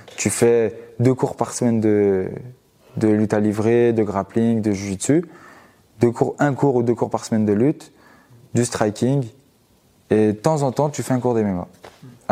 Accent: Givors, Auvergne-Rhône-Alpes, France; à Givor, c'est la ville où, où je vis actuellement et là où j'ai grandi. C'est à vingt kilomètres de Lyon

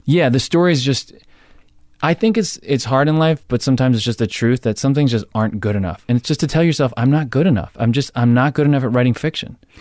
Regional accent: Jersey Shore, New Jersey, United States; I'm from Jersey Shore

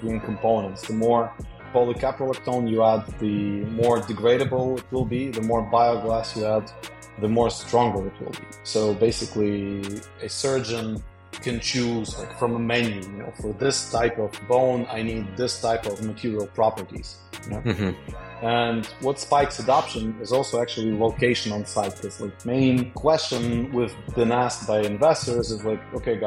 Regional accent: Kyiv, Ukraine; moved away as an adult; also born or lived in Netherlands; now in Stamford, United States; I'm from the capital, from Kyiv. Was born and raised there, but worked most of my life internationally

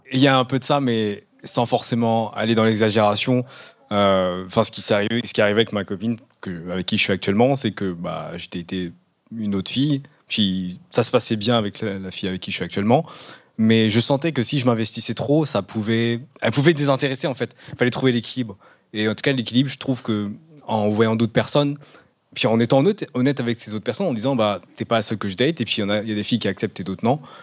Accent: Canada; moved away; je viens du Canada

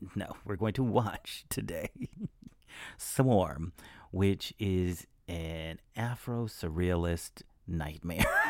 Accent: Alabama, United States; my hometown in Alabama

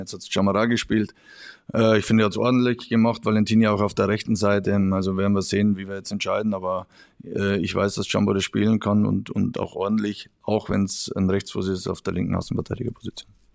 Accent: Regensburg area, Bavaria, Germany; in meiner Heimat

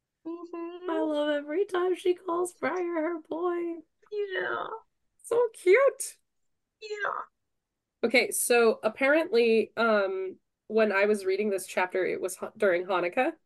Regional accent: New Mexico, United States; I'm from New Mexico and that's what we eat there

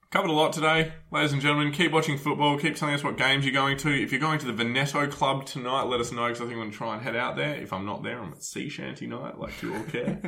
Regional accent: Adelaide, South Australia, Australia; now in Melbourne, Australia; I'm from Adelaide

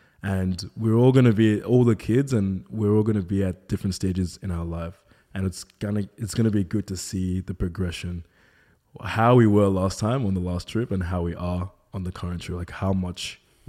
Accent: Nigeria; Being a Nigerian, I was the only black kid at my school.

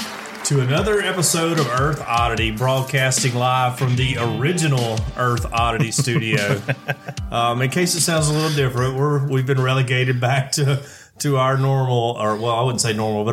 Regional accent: Alabama, United States; I went to school there and I grew up in Alabama.

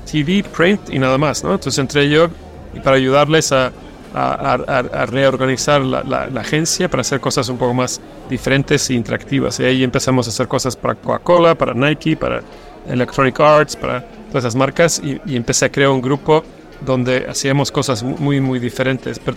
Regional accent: Stockholm, Stockholm County, Sweden; Spanish is a second language; Soy sueco y más argentina. Nací en Suecia, nací en Estocolmo.

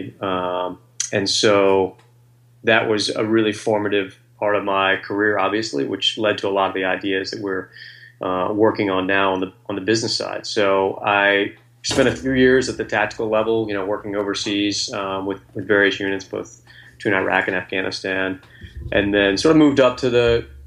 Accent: Virginia, United States; now in Washington, D.C., United States; I grew up in Virginia

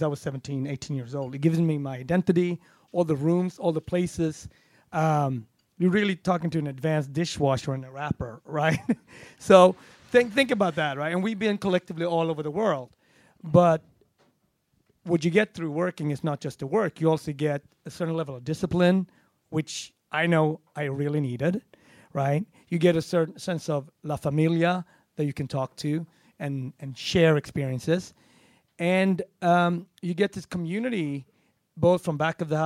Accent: Gothenburg, Västra Götaland, Sweden; accent: Gothenburg; moved away; also born or lived in Harlem; the city that I grew up in and that I always bring with me wherever I go

